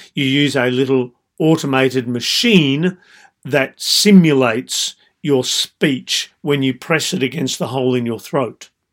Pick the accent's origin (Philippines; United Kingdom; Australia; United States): Australia; I being Australian